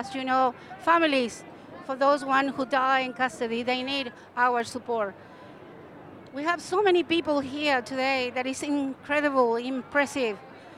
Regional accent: Chile; now in Australia; I'm from Mapuche.

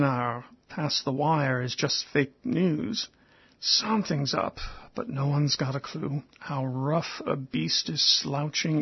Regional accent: United States; as an American with some inside experience of the evangelical mindset

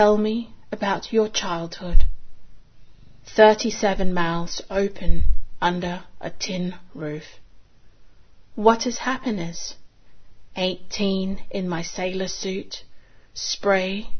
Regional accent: Singapore; now in Sydney, Australia; I was born in Singapore of Chinese descent

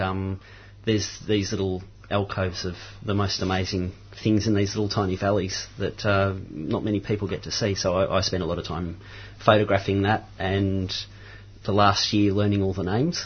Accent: Mount Macedon, Victoria, Australia; now in Romsey, Australia; I grew up in Mount Macedon, mm-hmm. um, and I live in Romsey now

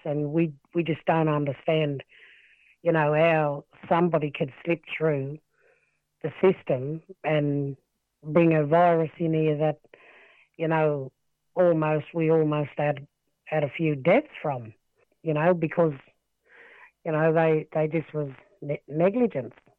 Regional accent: Wilcannia, New South Wales, Australia; born and raised in Wilcannia. I'm a Barkindji descendant. Um, lived in Wilcannia all my life, grew up here.

